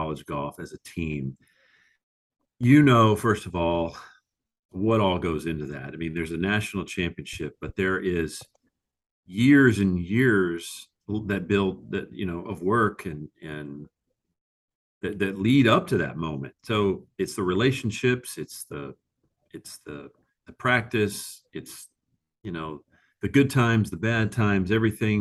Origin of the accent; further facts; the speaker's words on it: Texas, United States; being a Texan